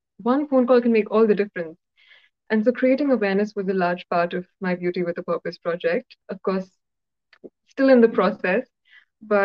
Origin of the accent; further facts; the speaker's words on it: Hyderabad, Telangana, India; first language Telugu; English is a second language; my little world in Hyderabad, my hometown